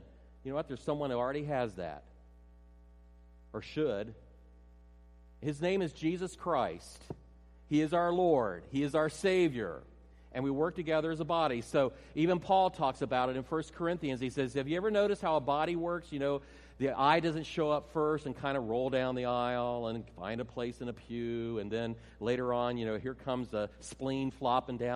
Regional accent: near Cedarville, Ohio, United States; moved away; That's actually near my hometown, our hometown, my wife and I.

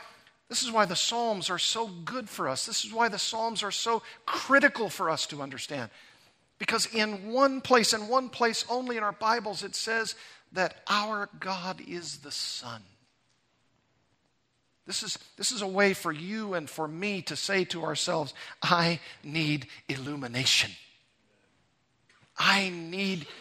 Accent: Arkansas, United States; now in California, United States; I went from Missouri to Arkansas, my home state

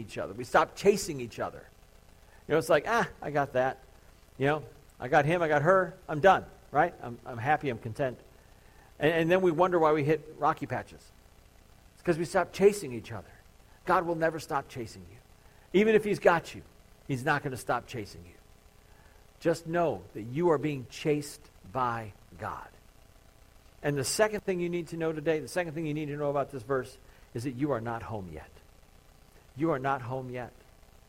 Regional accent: Crown Point, Indiana, United States; growing up in Crown Point

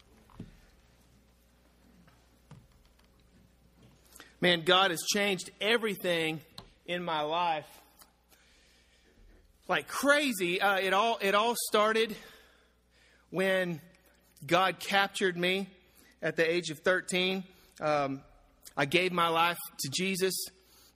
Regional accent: Oklahoma, United States; moved away as an adult; now in Portland, United States; I'm from Oklahoma

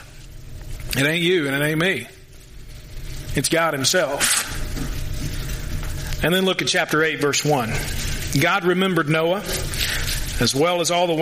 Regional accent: Louisville, Kentucky, United States; He's from my hometown

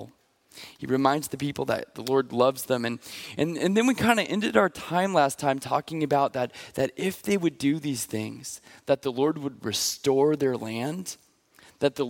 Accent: Pacific Northwest, United States; I'm from the Pacific Northwest

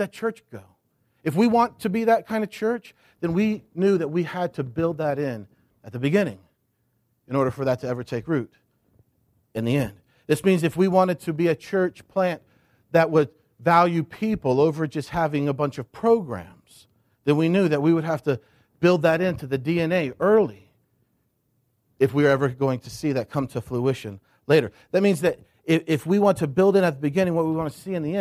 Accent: United States; now in Crozet, United States; I grew up thinking in America, we do church here in the States

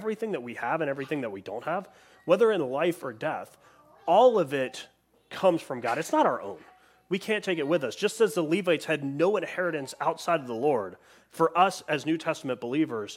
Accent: United States; moved away; as an American, at least I experienced this, right, living internationally

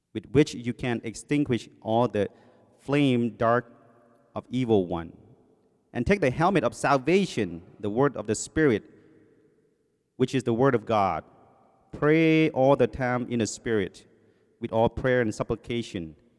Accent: Thailand; first language Thai; English is a second language; also born or lived in Covina, California; now in United States; I came from Thailand, um, my first language, as you know, was in English. It's Thai. When I came here, they put me in ESL class

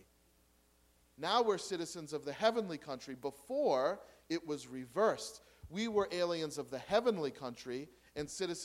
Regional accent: United States; I'm an American

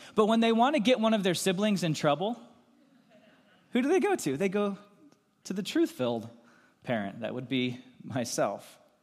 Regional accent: Lancaster County, Pennsylvania, United States; moved away; also born or lived in Goshen, Indiana; I grew up in Lancaster County, Pennsylvania

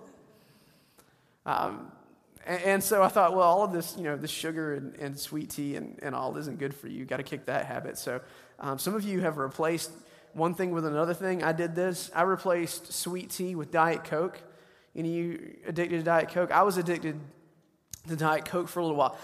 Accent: the South, United States; I grew up in the South.

